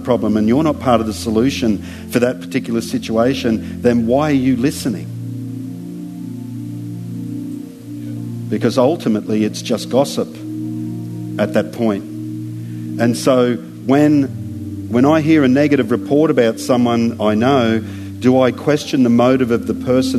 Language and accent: English; Australia; as an Aussie